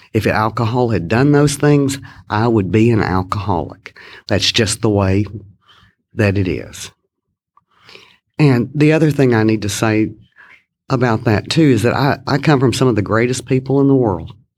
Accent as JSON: {"language": "English", "town": "Kilgore", "region": "Texas", "country": "United States", "tie": "born or raised there", "said": "I was born in East Texas, a little town in East Texas, Kilgore, Texas, to be exact."}